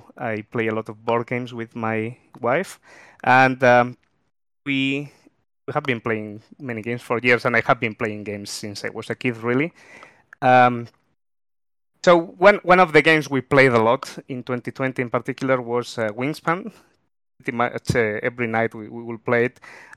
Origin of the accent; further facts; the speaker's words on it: Spain; moved away as an adult; now in Melbourne, Australia; even though I've been here for about 11 years, I'm originally from Spain